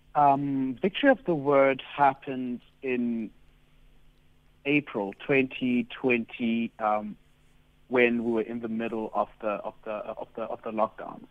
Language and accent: English; East London, Eastern Cape, South Africa; a, young queer boy growing up, growing up in Duncan Village